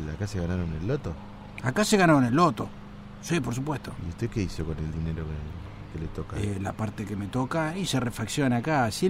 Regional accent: Trenque Lauquen, Buenos Aires Province, Argentina; moved away as an adult; now in La Plata, Argentina; yo me vine hace muy poquito. Ah. Soy, de, de Trenquelauquen.

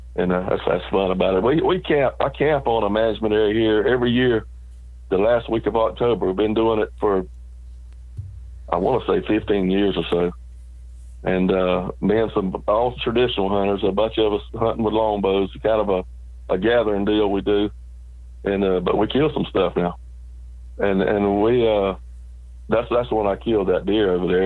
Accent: South Georgia, United States; I was raised in South Georgia, out in the country on a farm

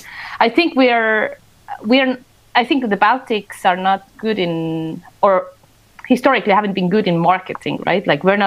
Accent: Estonia; Well, I was born in the Soviet Union. I was 6 when Estonia got independent.

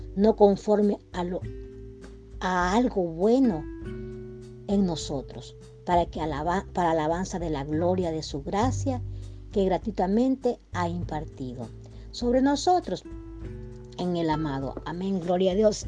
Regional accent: El Salvador; now in United States; yo soy salvadoreña, ¿verdad? Pero, pero resido en, en Estados Unidos, ¿verdad? más yo tengo que regresar a mi tierra

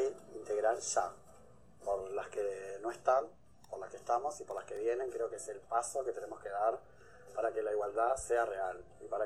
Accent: Las Piedras, Canelones, Uruguay; soy de Las Piedras, pertenezco al colectivo Diverso.

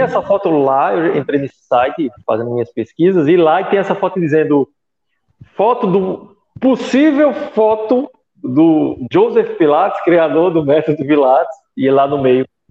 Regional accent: interior of Pernambuco, Brazil; now in Recife, Brazil; sou nordestino de Recife, quer dizer, sou do interior, né, mas moro no Recife

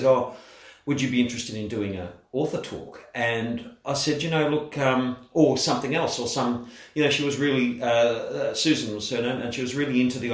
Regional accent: Perth, Western Australia, Australia; I was born and raised around Fremantle and Bicton, which is, for those who don't know Perth, it's a southern suburb right on the river, Bicton.

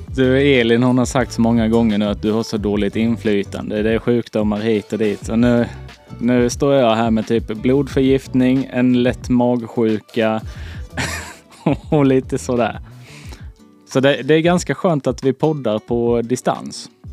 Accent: the Småland border near Blekinge, Sweden; jag kommer från alltså, Smålandsgränsen. Den var så nära Blekinge så jag har ju en, alltså, en liten skvätt i blodet. Det är liksom från Småland.

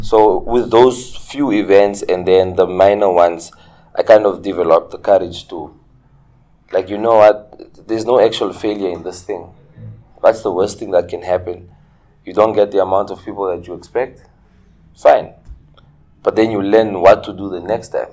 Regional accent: Ongwediva, Oshana, Namibia; also born or lived in Windhoek / Tsumeb; I'm from Ongwediva. I grew up in Ongwediva. Okay. Uh, I was born and raised here in Ongwediva.

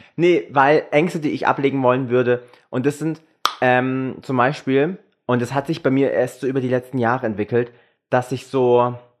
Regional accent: Germany

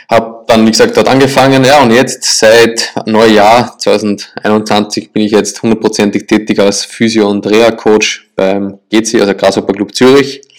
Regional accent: Linz, Upper Austria, Austria; also born or lived in Salzburg; Ja, ich komme ursprünglich aus Österreich, aus Linz. Also die meisten kennen Linz mit Lask Linz.

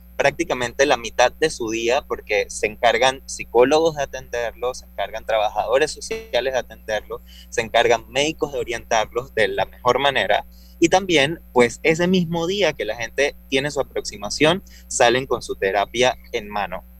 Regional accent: Panama; También soy un panameño

